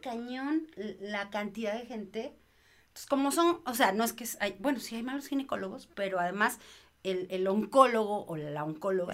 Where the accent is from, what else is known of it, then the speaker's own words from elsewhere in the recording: Mexico; soy mamá mexicana